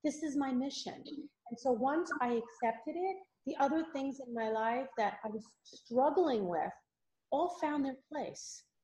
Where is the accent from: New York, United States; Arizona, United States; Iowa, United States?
New York, United States; Valley Stream; accent: Long Island; I grew up in Valley Stream